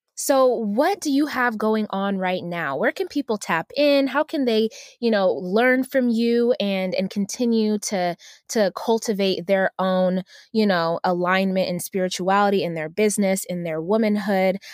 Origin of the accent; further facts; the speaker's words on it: Uganda; moved away; I'm, I'm originally from Uganda, so I'm African